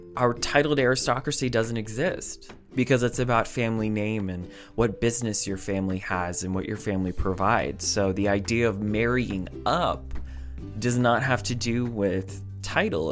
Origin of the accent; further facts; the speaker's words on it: United States; I am an American